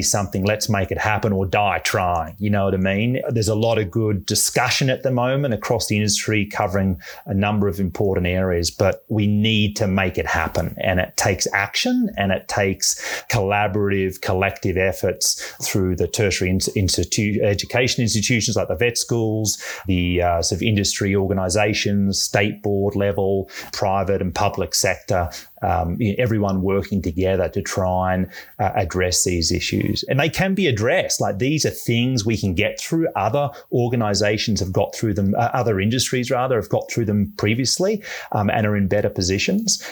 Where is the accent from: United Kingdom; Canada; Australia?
Australia; Melbourne, Victoria; moved away as an adult; also born or lived in Bay Area; now in United States; I'm from Melbourne, Australia.